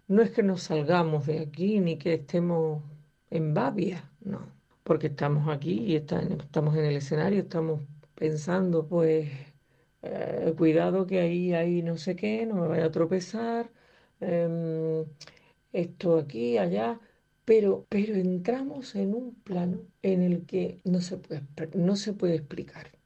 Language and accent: Spanish; San Juan de Aznalfarache, Andalusia, Spain; muy orgullosa de haber nacido y crecido en San Juan de Andalfarache